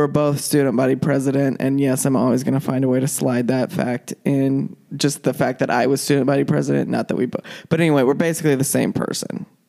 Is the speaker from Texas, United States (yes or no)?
no; Shawnee, Kansas, United States; Kansas, Shawnee, Kansas specifically. Which is Kansas City, Kansas.